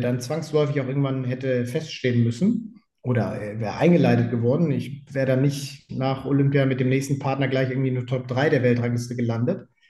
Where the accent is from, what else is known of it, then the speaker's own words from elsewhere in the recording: Leverkusen, North Rhine-Westphalia, Germany; ich bin in Leverkusen groß geworden.